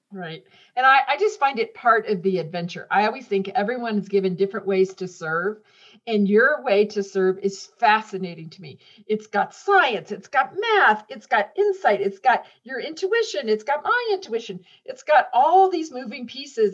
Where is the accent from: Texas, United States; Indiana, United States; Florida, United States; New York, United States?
Indiana, United States; I grew up in Indiana